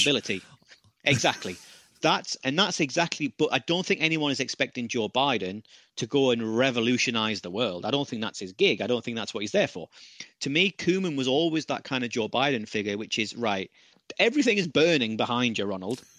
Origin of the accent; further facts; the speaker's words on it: United Kingdom; as a, as a Brit